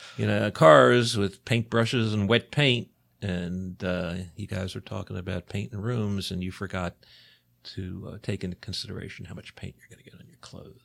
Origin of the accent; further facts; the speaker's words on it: Baltimore, Maryland, United States; I'm, you know, born and bred. I grew up in Baltimore City